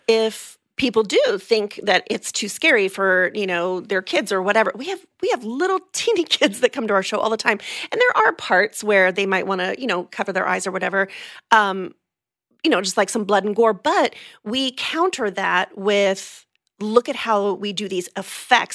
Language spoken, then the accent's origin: English; California, United States; moved away as an adult; now in Orlando, United States; I'm originally from California, um, from the San Diego and L A areas. Moved here in two thousand three